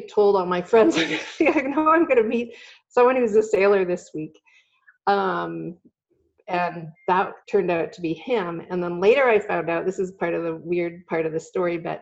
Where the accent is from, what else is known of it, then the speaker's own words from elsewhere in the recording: Belleville, Ontario, Canada; moved away as an adult; also born or lived in Kingston, Ontario; now in California, United States; I was born in Kingston, but I grew up in Belleville, which is not too far away